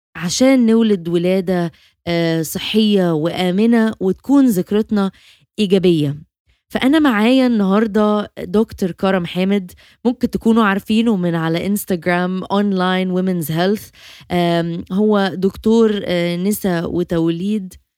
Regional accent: Egypt; احنا عندنا

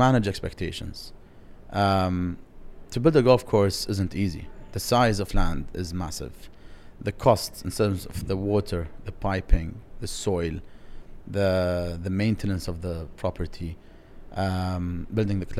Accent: Dubai, United Arab Emirates; I'm from Dubai

